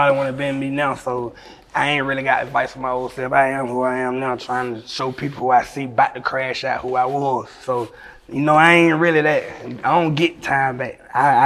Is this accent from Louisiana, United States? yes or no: no; Atlanta, Georgia, United States; I'm from Atlanta with all the stars